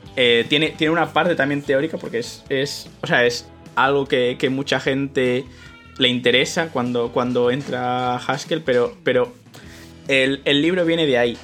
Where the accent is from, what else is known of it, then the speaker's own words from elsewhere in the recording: Madrid, Community of Madrid, Spain; moved away as an adult; now in Utrecht, Netherlands; yo nací en Madrid, en España, me mudé aquí eh, a Países Bajos por, el tema este de que es donde hice el doctorado